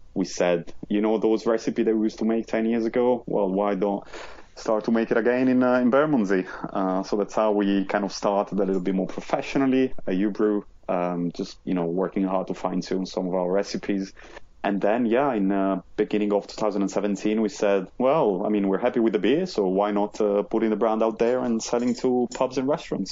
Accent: Modena, Emilia-Romagna, Italy; moved away as an adult; now in London, United Kingdom; I'm from Modena, which is basically just half an hour from Bologna

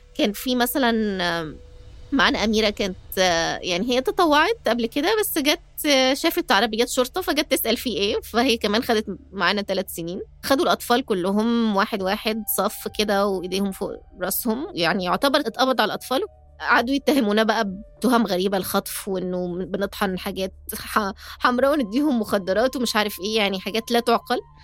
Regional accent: Egypt; also born or lived in United States; أنا طول ما أنا في مصر آه، بتعامل كمصرية مش كأمريكية

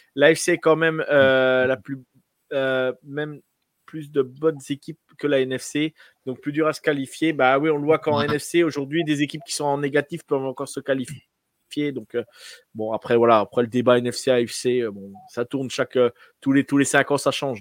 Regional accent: France; Nous, en tant que Français

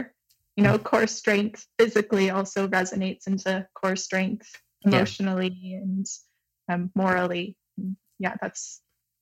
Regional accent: Michigan, United States; now in Montreal, Canada

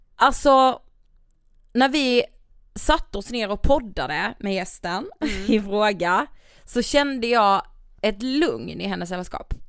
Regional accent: Karlshamn, Blekinge, Sweden; vi är ju från Karlshamn, Blekinge

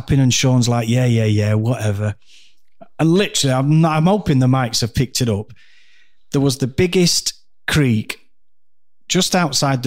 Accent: Doncaster, Yorkshire and the Humber, United Kingdom; also born or lived in Dhekelia, Cyprus; I'm from Doncaster

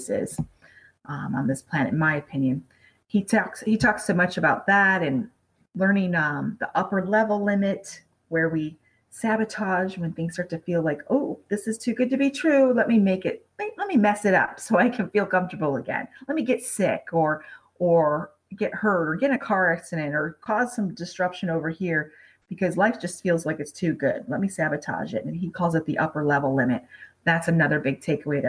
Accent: Michigan, United States; moved away as an adult; now in Las Vegas, United States; being from Michigan and growing up on Lake Michigan

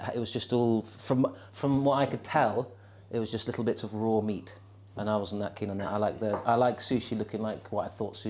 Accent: Felixstowe, East of England, United Kingdom; I grew up in a small town called Felixstowe in Suffolk.

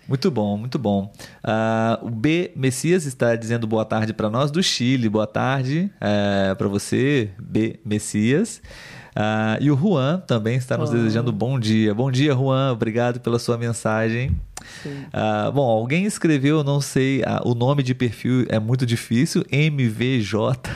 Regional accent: Brazil; como nós brasileiros aqui

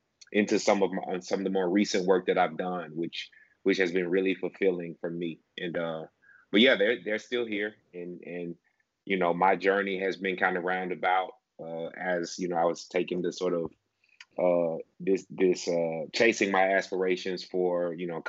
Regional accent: Shannon, Mississippi, United States; I grew up in the town of Shannon, which is about maybe 15, 20 minutes south of Tupelo

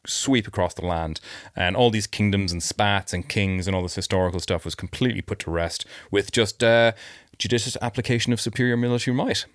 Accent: Ireland; accent: mild; moved away; I did grow up in Ireland

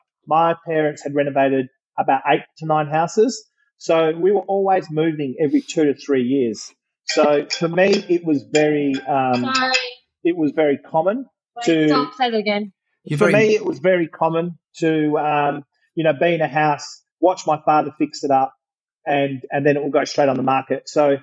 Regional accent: Perth, Western Australia, Australia; also born or lived in Sydney, Australia / Argentina (family origin); I was born in Sydney and then we drove over to Perth when I was 9 months old in a Kingswood.

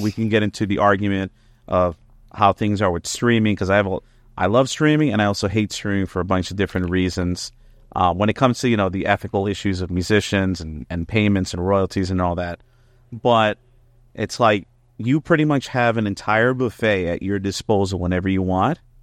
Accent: Elizabeth, New Jersey, United States; I'm from Elizabeth, New Jersey

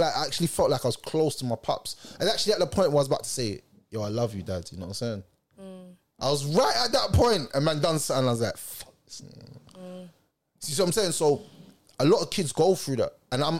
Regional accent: London, United Kingdom; I'm from South

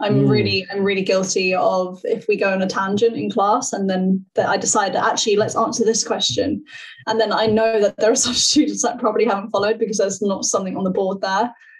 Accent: Hendon, London, United Kingdom; I grew up in Northwest London in Hendon, kind of in the suburbs, and I've moved like into the city

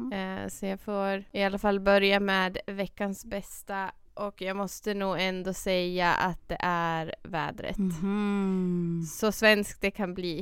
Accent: Dalarna County, Sweden; moved away; Dalarna, mm. till den stan där jag är ifrån

